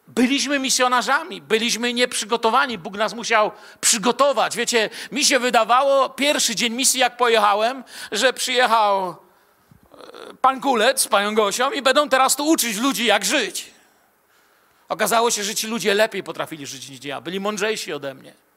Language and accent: Polish; Bielsko-Biała, Silesian Voivodeship, Poland; also born or lived in Moscow; a ja z Bielska Białej